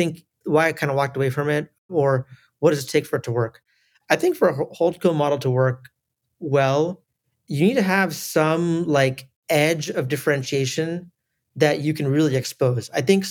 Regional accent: United States; born there; I was born in the US, but I have family in India, Southeast Asia, the Middle East, a little bit in Europe, and some in America as well.

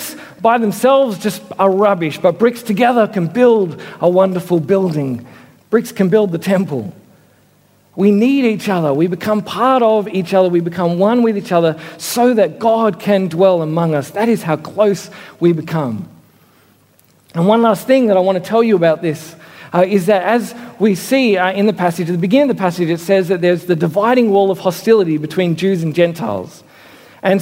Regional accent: Australia; also born or lived in Sydney; I'm Australian, we're Australians together

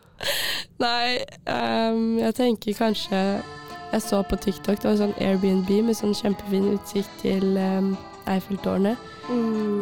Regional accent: Jessheim, Akershus, Norway; jeg kommer fra Jessheim

